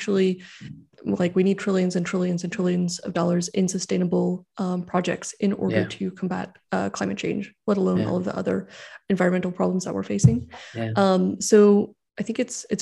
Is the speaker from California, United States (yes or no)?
yes; California, United States; I grew up in California